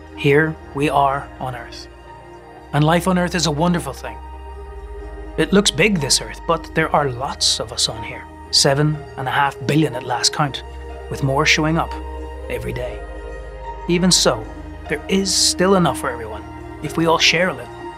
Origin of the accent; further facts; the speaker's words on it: Northern Ireland, United Kingdom; where I was growing up in Northern Ireland